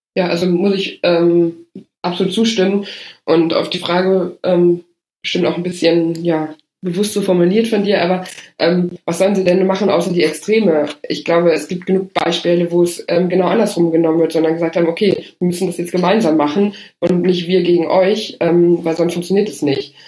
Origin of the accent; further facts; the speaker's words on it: Rhineland, Germany; als Rheinländerin